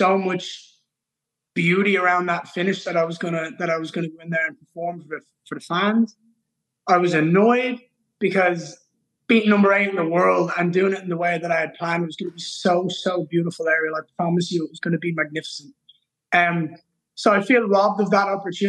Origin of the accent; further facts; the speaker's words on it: Ireland; I'm Irish